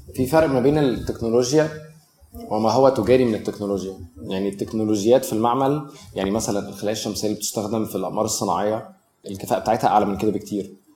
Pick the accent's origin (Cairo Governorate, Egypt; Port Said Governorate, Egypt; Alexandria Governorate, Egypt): Cairo Governorate, Egypt; Cairo; انا نشأت في مصر الجديده في الثمانينات